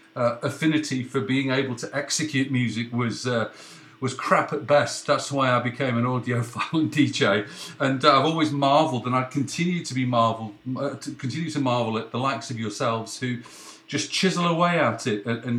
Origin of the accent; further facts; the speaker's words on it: Leeds, Yorkshire and the Humber, United Kingdom; I was born in Leeds